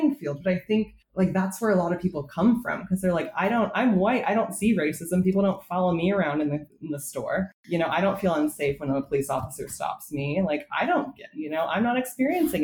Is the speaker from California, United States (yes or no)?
yes; Southern California, United States; growing up in Southern California